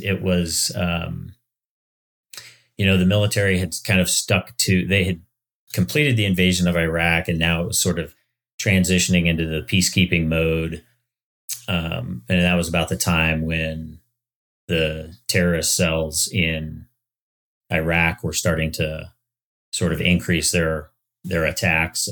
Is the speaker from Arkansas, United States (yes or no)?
no; Palmer, Alaska, United States; moved away as an adult; also born or lived in Oregon / Washington / Florida; now in Estes Park, United States; I grew up in Palmer, Alaska, which, you know, has a lot of hayfields.